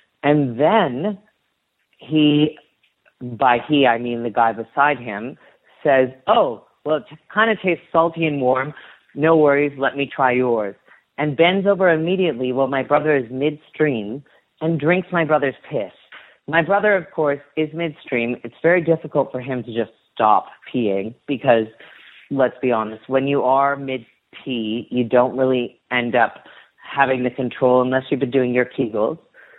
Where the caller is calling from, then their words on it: Toronto, Ontario, Canada; I'm calling from Toronto, Ontario.